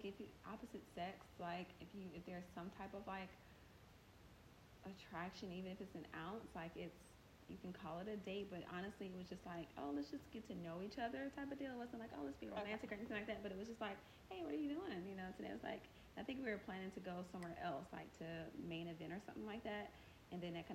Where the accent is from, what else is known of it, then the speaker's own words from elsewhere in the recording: College Park, Georgia, United States; also born or lived in Englewood, New Jersey; born in Jersey but raised in Georgia